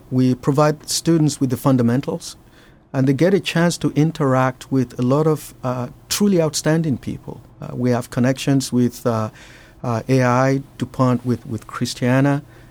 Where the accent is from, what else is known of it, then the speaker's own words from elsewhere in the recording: Nigeria; moved away; I grew up in Nigeria